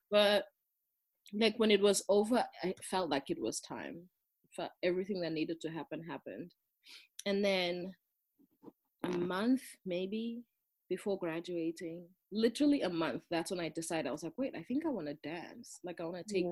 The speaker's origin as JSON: {"language": "English", "town": "Durban", "region": "KwaZulu-Natal", "country": "South Africa", "tie": "born or raised there", "also_born_or_lived": "Johannesburg, South Africa / East Coast, United States", "second_language": "English", "moved": "as an adult", "said": "I grew up in South Africa, in Durban, which is like on the southeast coast um, of South Africa."}